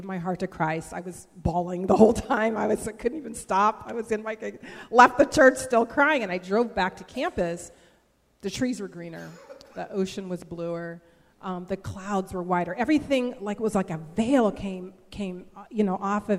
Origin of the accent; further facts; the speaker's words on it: Bay Area, north of the Golden Gate Bridge, California, United States; I grew up in the Bay Area, just north of the Golden Gate Bridge